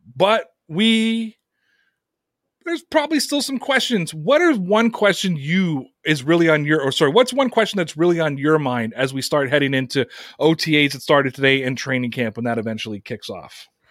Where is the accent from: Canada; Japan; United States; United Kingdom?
Canada; here in my home country of Canada